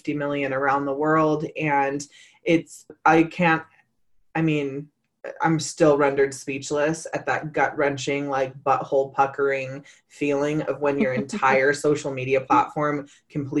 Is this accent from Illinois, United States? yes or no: no; Northern California, United States; I'm originally from Northern California.